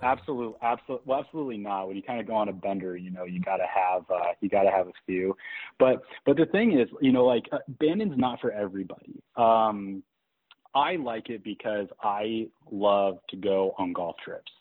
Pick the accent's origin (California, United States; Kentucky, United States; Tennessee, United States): California, United States; Eureka; growing up in Eureka